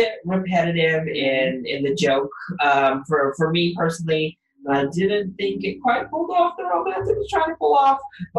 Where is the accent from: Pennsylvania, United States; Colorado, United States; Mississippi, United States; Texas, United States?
Colorado, United States; I'm from Colorado